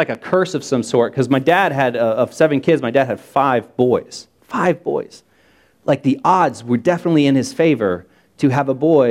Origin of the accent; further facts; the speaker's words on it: Hicksville, Ohio, United States; now in Columbus, United States; I'm from Hicksville. That's a real place, and it's a real town, and I'm from it.